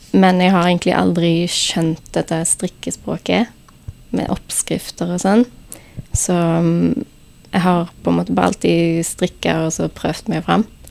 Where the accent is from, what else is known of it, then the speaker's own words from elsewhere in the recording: Haugesund, Rogaland, Norway; fra Haugesund